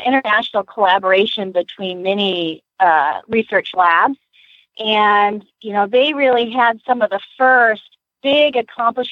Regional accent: Lexington, Kentucky, United States; now in Gainesville, United States; I was born in Lexington

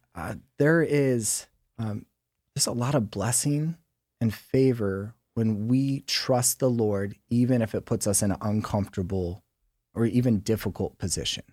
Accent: San Diego, California, United States; also born or lived in Sicily (ancestry); I grew up here in San Diego, um, El Cajon and Santee

